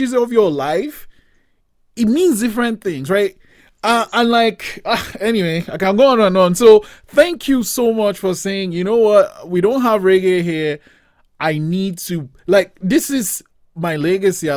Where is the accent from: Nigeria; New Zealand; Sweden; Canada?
Nigeria; moved away; also born or lived in Cape Town, South Africa; I grew up in Nigeria, and in Nigeria, we kind of just grew up with reggae music.